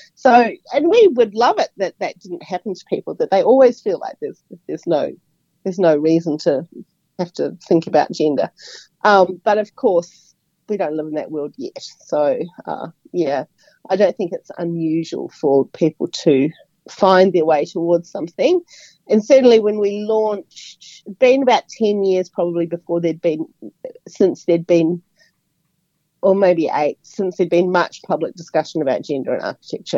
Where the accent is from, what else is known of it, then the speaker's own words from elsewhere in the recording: Auckland, New Zealand; moved away as an adult; also born or lived in Wellington / Brisbane; now in Australia; I grew up in Auckland